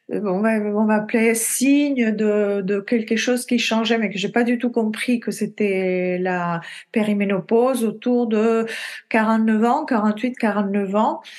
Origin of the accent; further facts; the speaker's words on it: Italy; now in France; euh, je suis italienne d'origine. J'ai vécu dans beaucoup de pays